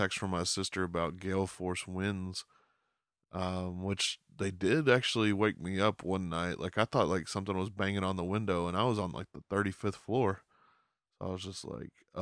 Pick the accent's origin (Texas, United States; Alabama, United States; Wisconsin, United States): Texas, United States; I'm from Texas